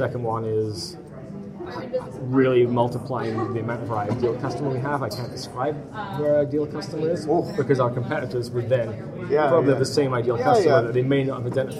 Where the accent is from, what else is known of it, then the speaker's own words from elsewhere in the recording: Canada; being Canadian